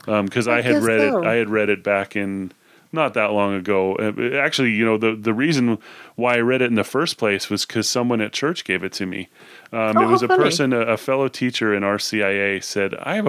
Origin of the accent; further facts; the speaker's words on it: Idaho Falls, Idaho, United States; also born or lived in Tucson, Arizona; now in Logan, United States; I grew up in Idaho Falls, and now I'm in Logan, Utah, and I went to college in Tucson